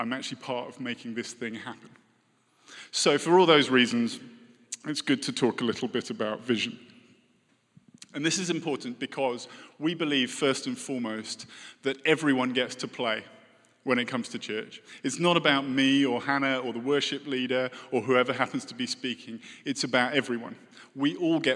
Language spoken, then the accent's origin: English; United Kingdom; moved away